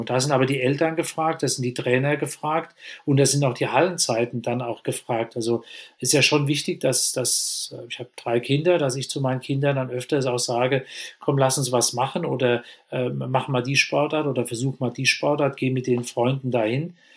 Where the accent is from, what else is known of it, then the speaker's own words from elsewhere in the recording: Germany; bei uns in Deutschland